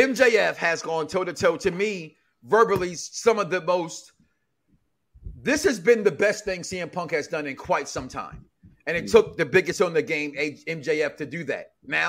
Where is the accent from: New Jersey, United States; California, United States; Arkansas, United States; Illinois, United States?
Illinois, United States; Chicago; I'm from Chicago